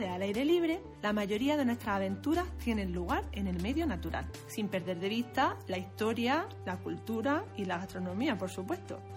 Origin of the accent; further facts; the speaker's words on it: Almería, Andalusia, Spain; Somos dos almerienses enamoradas de nuestra tierra y nos encanta la naturaleza.